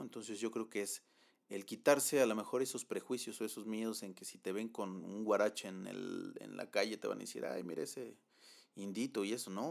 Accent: Mexico; soy mexicano y, mexicano voy a ser en, en, Baja California como en Chiapas

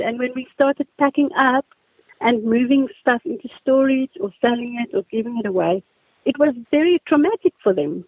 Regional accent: Daleside, Gauteng, South Africa; I grew up in Daleside.

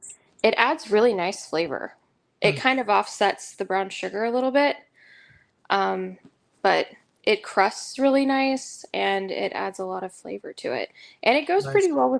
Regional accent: Oklahoma, United States; We're from Oklahoma. Get it right.

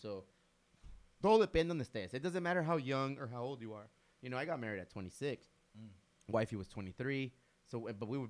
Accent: Bonita, California, United States; I grew up in Bonita, bro.

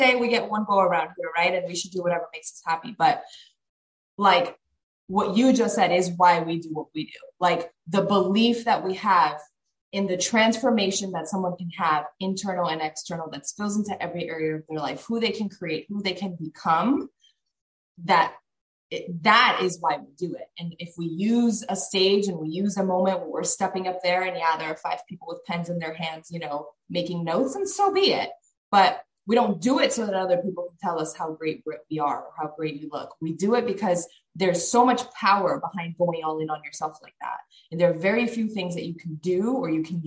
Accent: Miami, Florida, United States; We lived in Miami at the time

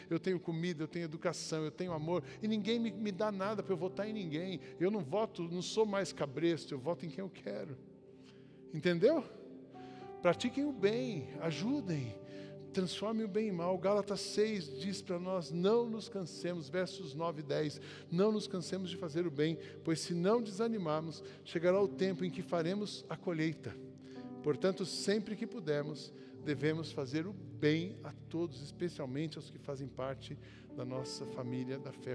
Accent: Brazil; a gente, como brasileiro

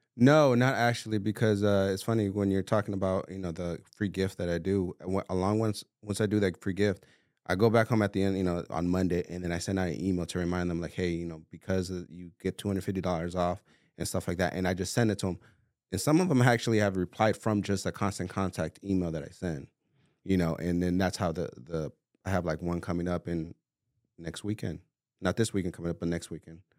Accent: California, United States; moved away as an adult; now in Arizona, United States; I'm originally from California. I moved over here four years ago.

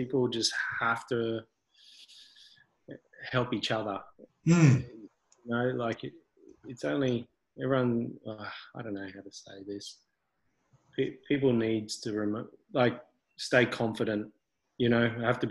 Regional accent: Brisbane, Queensland, Australia; also born or lived in Gold Coast; I grew up here, and grew up between Gold Coast and Brisbane.

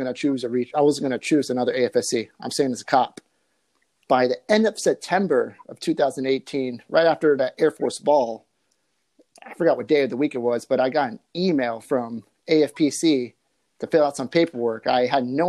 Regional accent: Silverdale, Washington, United States; now in California, United States; I'm from Silverdale, Washington, about an hour west of Seattle. Now I'm currently here in California.

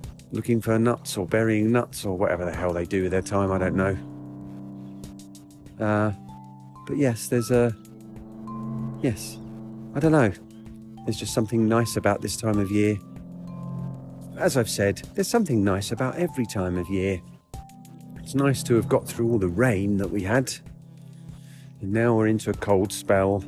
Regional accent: United Kingdom; I do my duty as a British person

